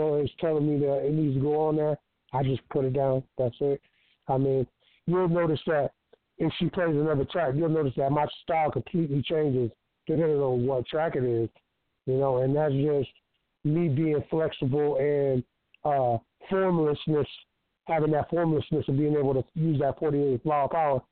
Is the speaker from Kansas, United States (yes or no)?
no; DeLand, Florida, United States; I'm from Florida, D-Land, Florida